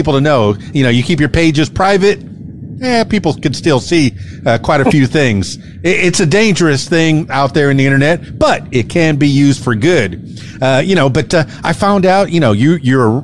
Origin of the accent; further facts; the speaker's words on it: South Florida, United States; also born or lived in Miami / Fort Lauderdale; I'm from the Florida Keys, born and raised in Miami, Florida Keys, Fort Lauderdale. Went to high school in Fort Lauderdale